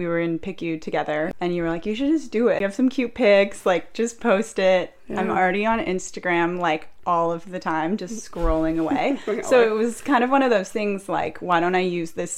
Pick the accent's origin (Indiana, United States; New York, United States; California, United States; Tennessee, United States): California, United States; Orange County; I was born and raised in Orange County